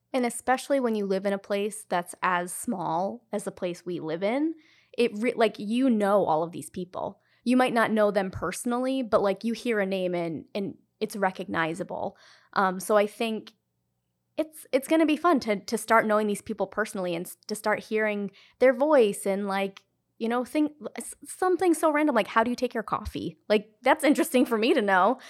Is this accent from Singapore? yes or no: no; Cumberland, Rhode Island, United States; being from Rhode Island my whole life, I grew up in Cumberland.